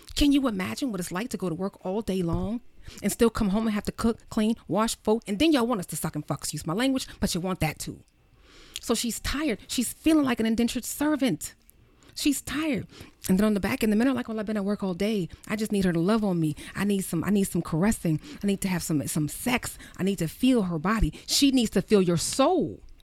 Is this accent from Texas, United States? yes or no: no; Baltimore City, New Jersey, United States; I am from Baltimore City. I was raised in Jersey and from Baltimore City